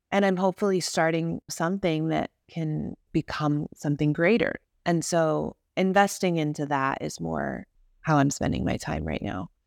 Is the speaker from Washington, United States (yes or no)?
no; suburbs of Chicago, Illinois, United States; now in Los Angeles, United States; I grew up in the Midwest suburbs of Chicago